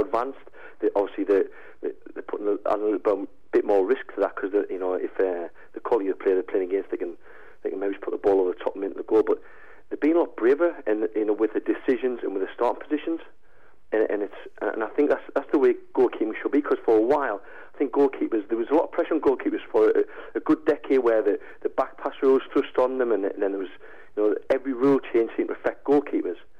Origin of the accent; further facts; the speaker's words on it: Sunderland, North East England, United Kingdom; also born or lived in Aberdeen; Sunderland's my hometown team